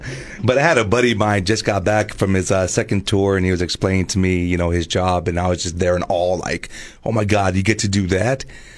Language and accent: English; Texas, United States; moved away as an adult; also born or lived in Alaska; I'm from Texas